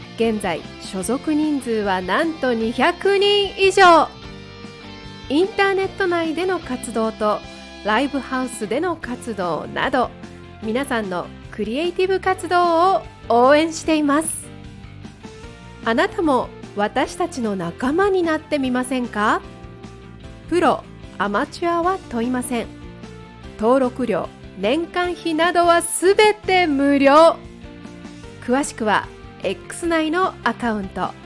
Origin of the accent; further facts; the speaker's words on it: Gunma, Japan; 地元群馬なんですけれども群馬県の方で健やかにやんちゃに